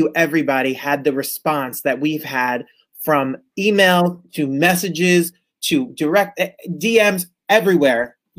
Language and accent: English; Hudson County, New Jersey, United States; and I'm from Hudson County, New Jersey